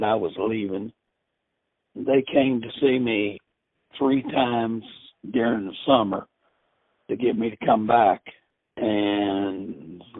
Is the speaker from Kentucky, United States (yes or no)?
yes; Versailles, Kentucky, United States; I was from Versailles